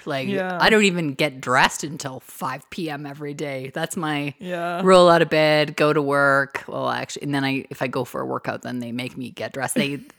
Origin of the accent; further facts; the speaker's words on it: Canada; We're Canadian.